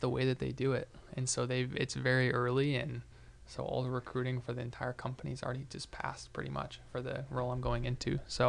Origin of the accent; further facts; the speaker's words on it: Golden, Colorado, United States; I was born and raised in Golden, Colorado.